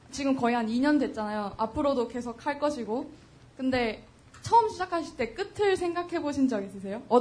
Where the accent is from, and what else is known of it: Bucheon, Gyeonggi Province, South Korea